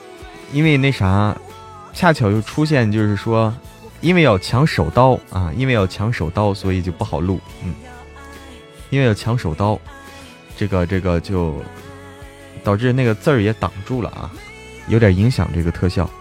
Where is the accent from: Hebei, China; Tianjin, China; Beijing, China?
Hebei, China; 老家，我老家河北的，嗯，老家河北啊。